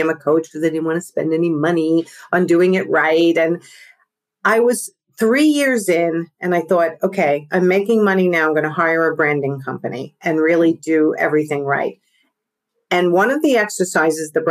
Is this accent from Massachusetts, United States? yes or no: no; New York, United States; accent: New York; my New York accent